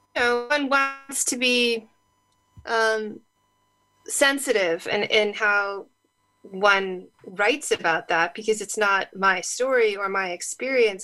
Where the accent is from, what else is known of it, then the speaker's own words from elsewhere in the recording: California, United States; I grew up in California